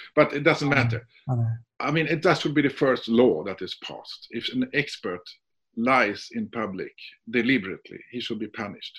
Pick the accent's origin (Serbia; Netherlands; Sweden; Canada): Sweden; English is a second language; I'm from Sweden.